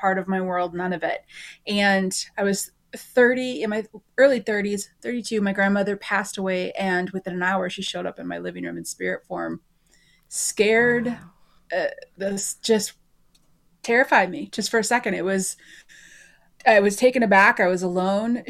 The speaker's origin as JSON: {"language": "English", "region": "Oregon", "country": "United States", "also_born_or_lived": "Texas / Minnesota", "moved": "yes", "said": "I'm originally from Oregon, and then full-time RV'd."}